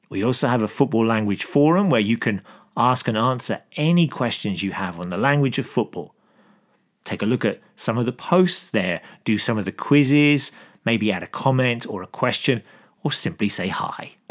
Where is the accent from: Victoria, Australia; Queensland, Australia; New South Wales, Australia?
Queensland, Australia; Brisbane; I'm from Brisbane and I'm a West Ham supporter